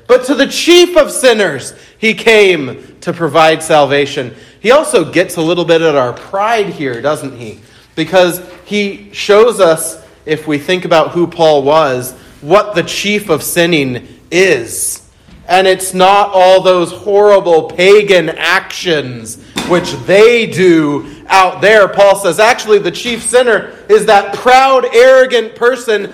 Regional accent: United States; I'm an American

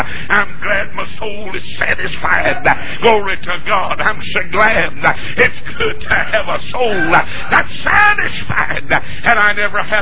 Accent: North Carolina, United States; moved away as an adult; now in Atlanta, United States; I was born in North Carolina. I'm a Tar Heel. I'll have tar on my heels when I die.

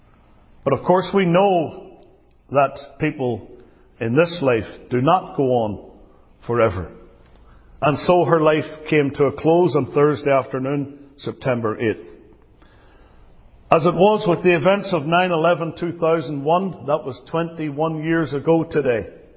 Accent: Northern Ireland, United Kingdom; now in United States; I was born in the British state as a proud Briton in Northern Ireland.

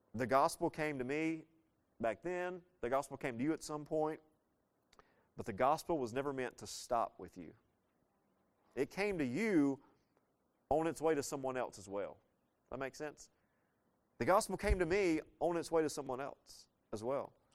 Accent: the South, United States; I was leaving the South

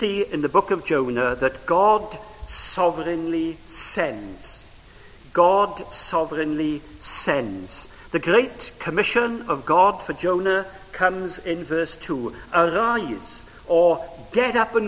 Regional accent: Wales, United Kingdom; first language Welsh; English is a second language; Welsh was my first language

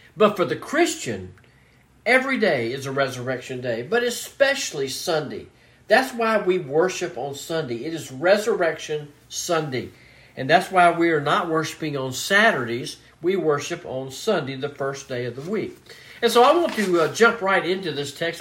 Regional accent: Mobile, Alabama, United States; I was born and raised in Mobile, Alabama

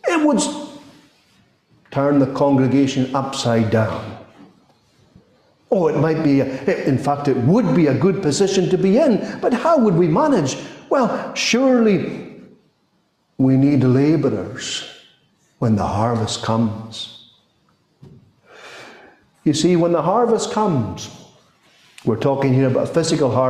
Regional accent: Scotland, United Kingdom; As far as our Scottish tradition is concerned

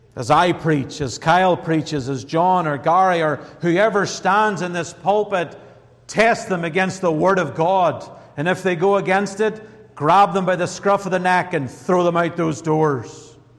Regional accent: Northern Ireland, United Kingdom; now in United States; Coming from Northern Ireland, I am an American now

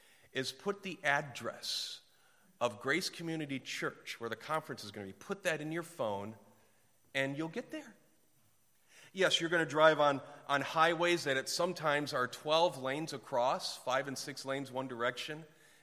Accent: Ypsilanti, Michigan, United States; also born or lived in Winston-Salem; I'm from Ypsilanti, or used to be Winston-Salem, or I mean, the further back I go, the smaller the cities might get sometimes, and to see Los Angeles is just overwhelming.

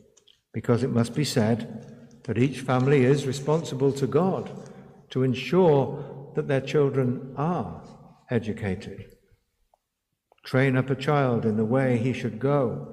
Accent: India; first language Hindi; the modern Hindi that I spoke as my mother tongue, the secular newspaper for which I had begun to write, the botanical garden to the east, the public library near our garden, the railway lines that intersected in my city

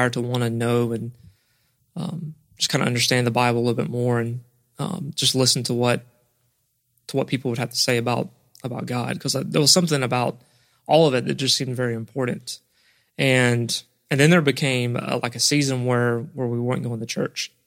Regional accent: Nashville, Georgia, United States; I grew up, outside of Nashville, Georgia, in Berrien County, which is basically in the southern part

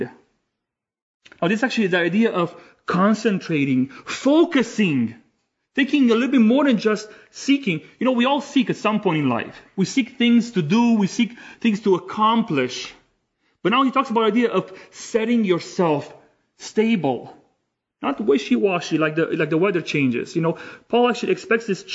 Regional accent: Romania; moved away as an adult; also born or lived in Amsterdam, Netherlands; now in Canada; I was born and raised in Romania back in the 80s

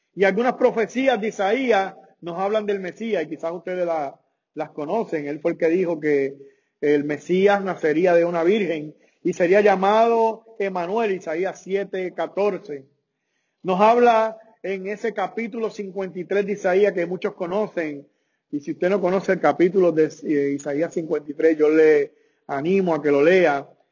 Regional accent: Puerto Rico; mi país, que yo soy puertorriqueño

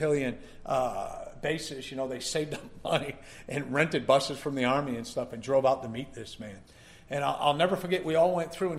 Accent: Connecticut, United States; I was born as a Catholic up in Connecticut

